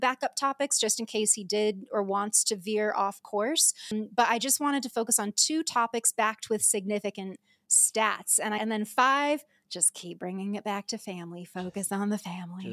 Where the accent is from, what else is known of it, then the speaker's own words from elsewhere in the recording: United States; I'm obviously American